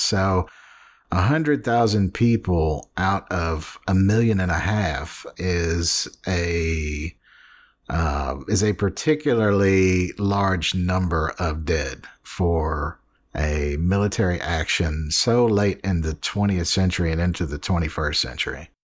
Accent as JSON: {"language": "English", "town": "New Orleans", "region": "Louisiana", "country": "United States", "said": "I'm from New Orleans"}